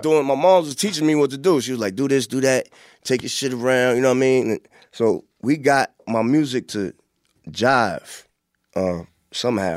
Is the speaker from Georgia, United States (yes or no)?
no; Hempstead, New York, United States; also born or lived in Queensbridge, New York; growing up in Hampstead